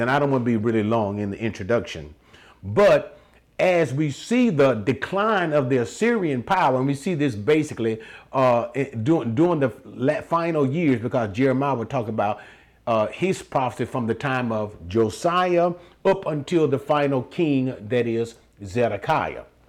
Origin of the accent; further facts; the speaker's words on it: United States; I'm speaking from the United States of America